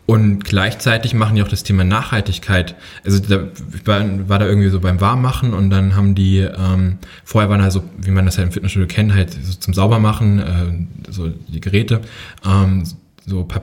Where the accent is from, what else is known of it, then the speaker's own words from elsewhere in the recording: Herdecke, North Rhine-Westphalia, Germany; born there; also born or lived in Hünfeld; Ich bin in Nordrhein-Westfalen geboren, in Herdecke. Dann sind wir ein paar Mal umgezogen und ich glaube 2007 bin ich in Hünfeld gelandet bei okay. Fulda.